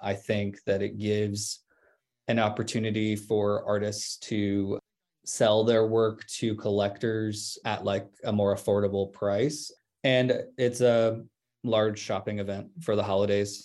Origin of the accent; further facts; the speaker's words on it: Georgia, United States; I grew up in Georgia in a conservative religious household